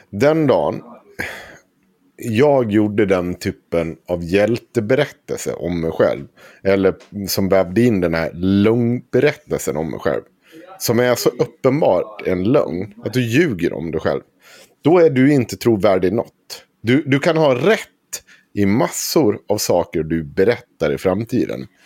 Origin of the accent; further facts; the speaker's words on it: Avesta, Dalarna County, Sweden; Vi flyttade till Krylbo från Avesta centrum.